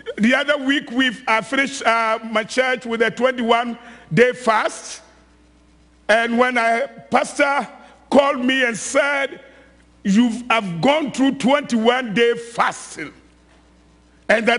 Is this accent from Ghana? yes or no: yes; Ghana; moved away as an adult; also born or lived in Nigeria; I'm from Ghana, like you've been told. And I was in Nigeria for 25 years.